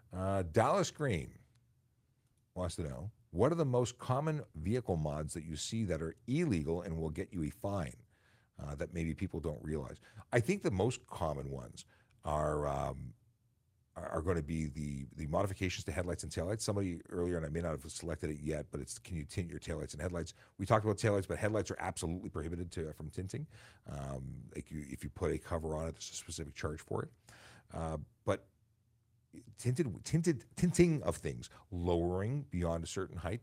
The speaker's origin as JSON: {"language": "English", "town": "Toronto", "region": "Ontario", "country": "Canada", "tie": "born or raised there", "also_born_or_lived": "York Region", "said": "I grew up in Toronto"}